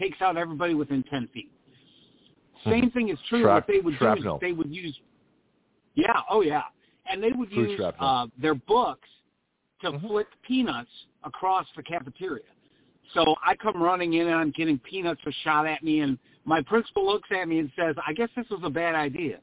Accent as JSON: {"language": "English", "region": "Missouri", "country": "United States", "tie": "born or raised there", "moved": "as an adult", "lives_now": "Florida, United States", "said": "in my home state where I taught in the state of Missouri"}